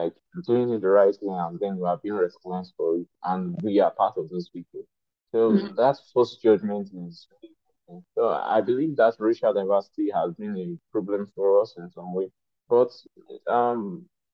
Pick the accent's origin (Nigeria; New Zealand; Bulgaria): Nigeria; I'm an African and I'm Nigerian